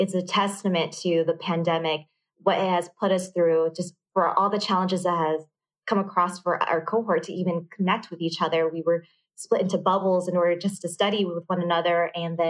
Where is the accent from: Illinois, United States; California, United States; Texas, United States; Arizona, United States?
California, United States; San Diego; first language Vietnamese; English is a second language; moved away as an adult; also born or lived in Los Angeles, California; now in London, United Kingdom; English is actually my second language. I grew up learning nothing but Vietnamese growing up in San Diego, California